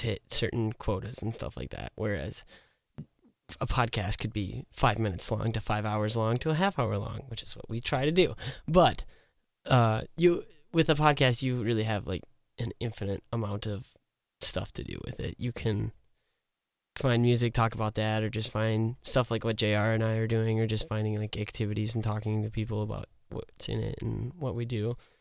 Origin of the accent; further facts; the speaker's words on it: Revillo, South Dakota, United States; I was raised outside of Revillo, like Jordan said, I was from Revillo